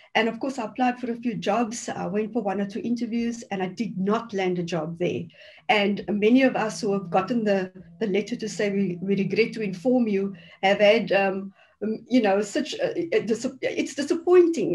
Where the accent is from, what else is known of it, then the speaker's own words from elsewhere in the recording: Cape Town, Western Cape, South Africa; growing up in the Cape Flats